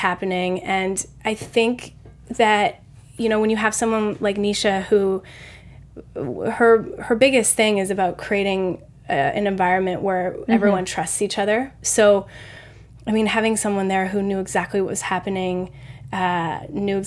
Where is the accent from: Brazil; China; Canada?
Canada; I'm Canadian